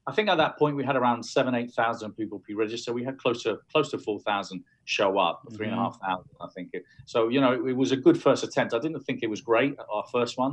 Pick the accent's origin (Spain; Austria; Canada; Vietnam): Spain; first language Spanish; English is a second language; also born or lived in London; I was born in London. I lived there till I was 9, but then I went back to Spain and I was brought up in Spain. I consider myself actually Spanish